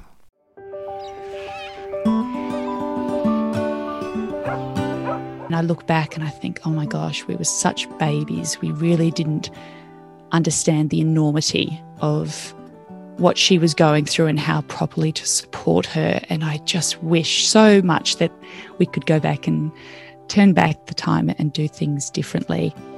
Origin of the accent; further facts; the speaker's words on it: Australia; moved away as an adult; also born or lived in Wales / Botswana / Wanaka, New Zealand / Tamworth, Australia; I could go back as an Australian resident